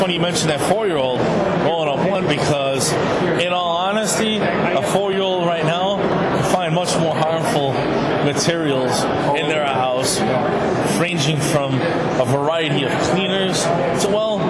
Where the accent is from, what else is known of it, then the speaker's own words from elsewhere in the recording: Illinois, United States; I'm pretty much an Illinoisan my whole life.